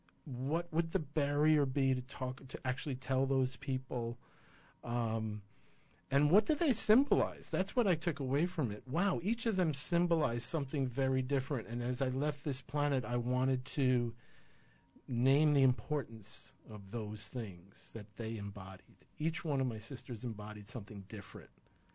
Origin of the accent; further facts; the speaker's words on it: Ireland; Well, I'm a coward and I'm Irish.